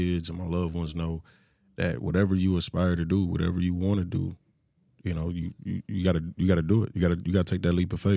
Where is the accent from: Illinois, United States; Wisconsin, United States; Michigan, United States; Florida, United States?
Michigan, United States; now in Texas, United States; I come from Michigan